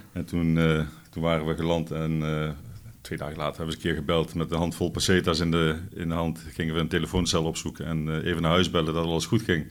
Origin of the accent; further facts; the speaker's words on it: Netherlands; onder ons als Nederlanders.